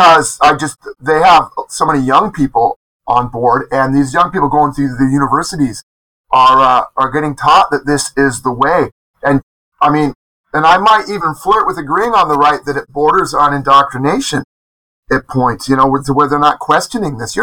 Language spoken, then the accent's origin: English; Olympia, Washington, United States; moved away as an adult; now in South Korea; the Evergreen State College in my hometown of Olympia, Washington